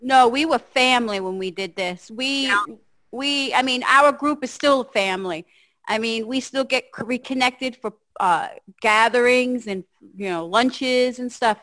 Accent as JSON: {"language": "English", "region": "New Jersey", "country": "United States", "said": "I'm from Jersey"}